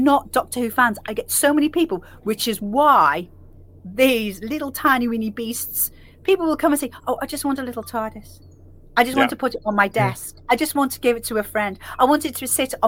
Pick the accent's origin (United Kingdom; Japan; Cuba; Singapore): United Kingdom; Liverpool, North West England; I'm from Liverpool